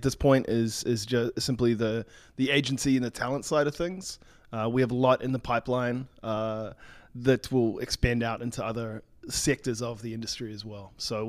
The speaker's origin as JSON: {"language": "English", "country": "New Zealand", "said": "In fact, I'm half American, half New Zealand. {S0} Oh. {S1} A New Zealander, yeah."}